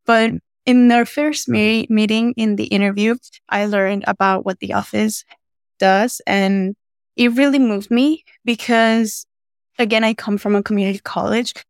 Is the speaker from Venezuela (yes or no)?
yes; Venezuela; now in United States; I'm originally from Venezuela